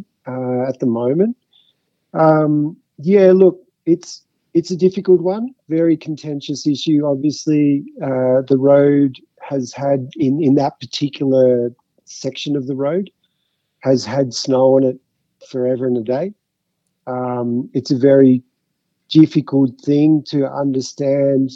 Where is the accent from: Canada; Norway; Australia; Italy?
Australia; Mount Beauty, Victoria; also born or lived in Fitzroy, Melbourne / Croydon, Melbourne; now in Falls Creek, Australia; growing up in Mount Beauty and going to high school in Mount Beauty